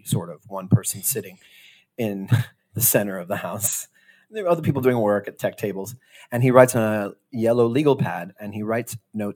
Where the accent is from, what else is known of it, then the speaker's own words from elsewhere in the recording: Miami, Florida, United States; also born or lived in Wilmington, Delaware; now in New York City, United States; I grew up in Miami.